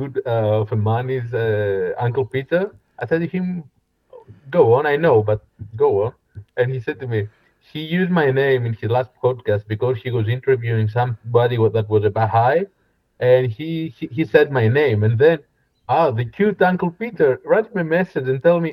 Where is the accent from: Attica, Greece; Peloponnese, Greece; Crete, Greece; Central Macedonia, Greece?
Peloponnese, Greece; Koroni; English is a second language; also born or lived in Kalamata, Greece; now in Athens, Greece; I was raised until the age of 12 to a fishing village in Koroni